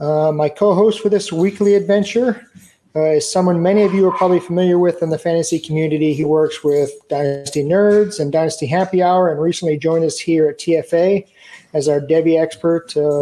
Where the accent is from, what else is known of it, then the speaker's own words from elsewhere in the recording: Boston, Massachusetts, United States; I'm an OU guy, even though I'm from Boston.